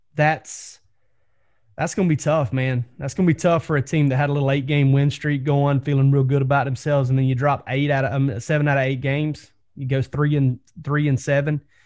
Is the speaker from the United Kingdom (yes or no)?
no; South Georgia, United States; growing up in South Georgia